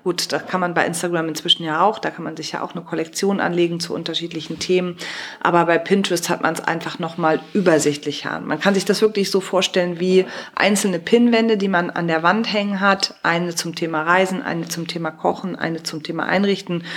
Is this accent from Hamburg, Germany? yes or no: no; Cologne, North Rhine-Westphalia, Germany; ich bin Kölnerin